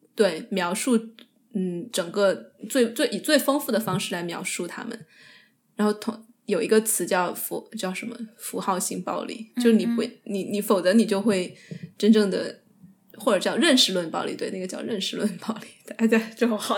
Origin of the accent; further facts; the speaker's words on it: Sichuan, China; accent: Sichuanese; 我跟我爷爷奶奶，或者是我，我父母，我就会倾向于用四川话